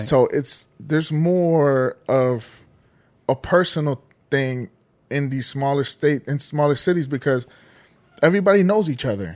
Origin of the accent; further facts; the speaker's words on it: Los Angeles, California, United States; I grew up in Silver Lake and where I live at, part of Silver Lake